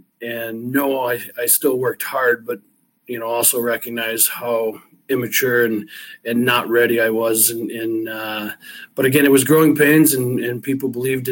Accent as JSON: {"language": "English", "town": "River Rouge", "region": "Michigan", "country": "United States", "tie": "born or raised there", "said": "I grew up in River Rouge"}